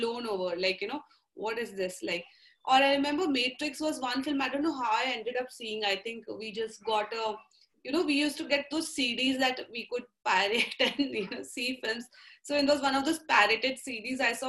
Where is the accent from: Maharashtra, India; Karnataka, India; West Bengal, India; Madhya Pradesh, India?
Maharashtra, India; Nagpur; I grew up in Nagpur, which was a very middle-class setup of really focused on studies.